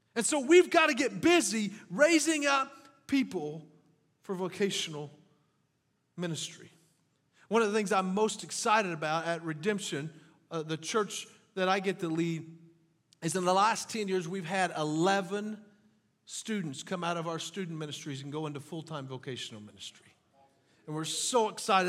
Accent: French Lick, Indiana, United States; also born or lived in Kentucky; now in Jasper, United States; I grew up in French Lick, Indiana

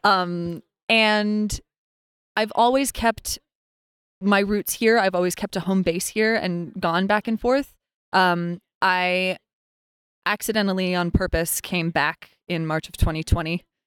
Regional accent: Lander, Wyoming, United States; moved away as an adult; also born or lived in New York City; I was born and raised in Lander, Wyoming

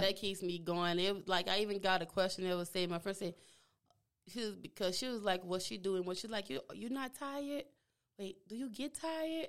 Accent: New Orleans, Louisiana, United States; accent: Louisiana; moved away as an adult; also born or lived in Texas / Houston; I was raised in New Orleans, and after that, after high school, I moved, moved to Texas

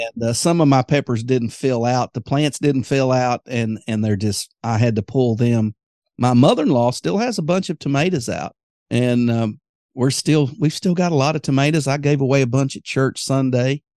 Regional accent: Greenwood, Arkansas, United States; Greenwood, Arkansas, my hometown

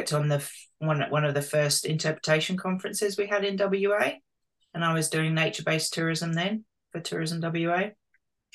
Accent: London, United Kingdom; moved away as an adult; also born or lived in Bristol, United Kingdom / South Australia; now in Margaret River, Australia; I'm from London originally. A long time ago there, 27, 28 years.

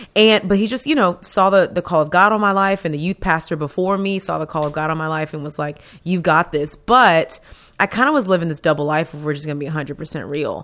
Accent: Texas, United States; I'm from Texas. Best state in the world

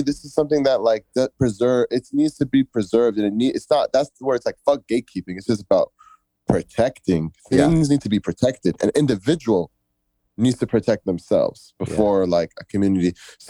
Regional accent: Egypt; I'm from Egypt myself, so I was studying a lot of stuff about like Egypt and all that.

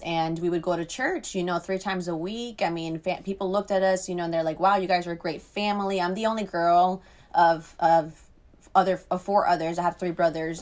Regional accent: Treasure Coast, Florida, United States; I was raised in Florida with my grandma and my great-grandma, and I've been here my entire life, really

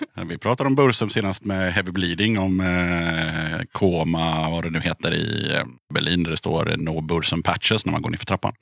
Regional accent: Tranås, Jönköping County, Sweden; Jag kommer ju från Tranås, så där spelade ju alla band med trummaskin

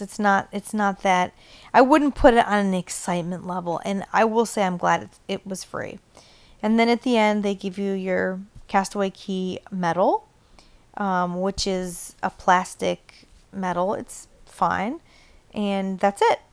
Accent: Ohio, United States; moved away as an adult; now in Florida, United States; we're originally from Ohio. We've lived in Florida for the past nine years

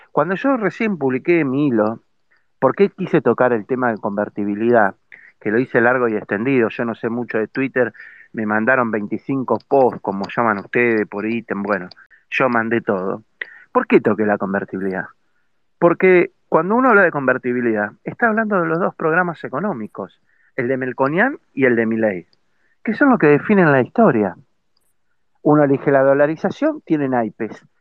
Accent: Argentina; es lamentable que como ciudadanos argentinos, como sociedad toda, tengamos este tipo y este grado de irresponsabilidad como argentinos

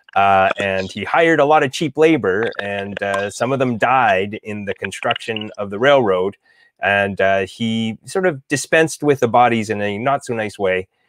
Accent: Alberta, Canada; I'm from Alberta.

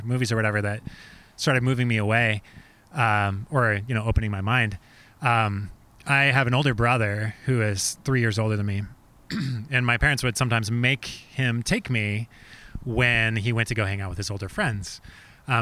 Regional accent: Oregon City, Oregon, United States; So I grew up in Oregon City

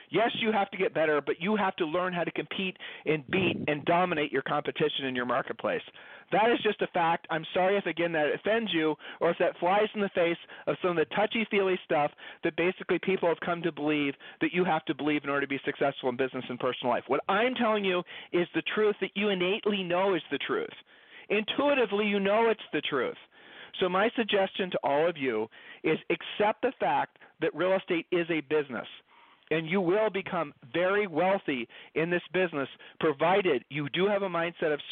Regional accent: Ohio, United States; Julie and I moved. We, we're from Ohio. We've lived all over the country.

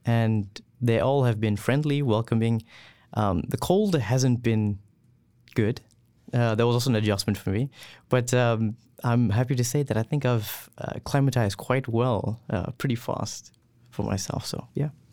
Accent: KwaZulu-Natal, South Africa; moved away as an adult; also born or lived in Gauteng; now in Lethbridge, Canada; I'm originally from KwaZulu-Natal, uh, but now, uh, currently my family lives in Gauteng

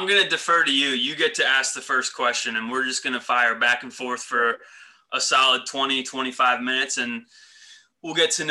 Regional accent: Elizabethtown, Pennsylvania, United States; I was like Lancaster County. I went to Elizabethtown High School

